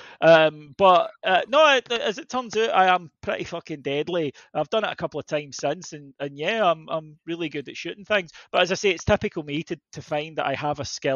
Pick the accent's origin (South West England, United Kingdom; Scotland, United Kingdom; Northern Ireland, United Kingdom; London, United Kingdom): Scotland, United Kingdom; I'm Scottish